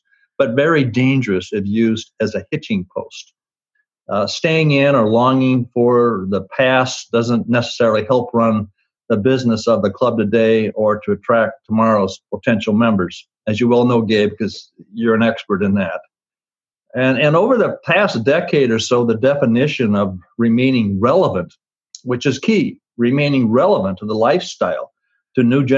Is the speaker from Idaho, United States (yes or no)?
yes; Twin Falls, Idaho, United States; When I was a kid growing up in Twin Falls, Idaho